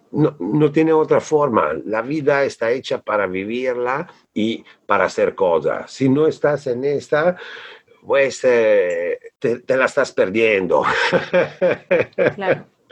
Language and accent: Spanish; Bolzano, Trentino-Alto Adige, Italy; Spanish is a second language; now in Mexico; yo nací en Italia, en un pueblo de las montañas del norte que se llama Bolzano